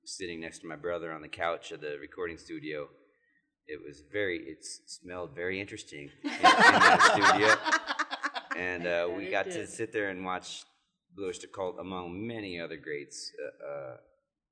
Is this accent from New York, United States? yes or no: yes; New York, United States; I was born in Harlem.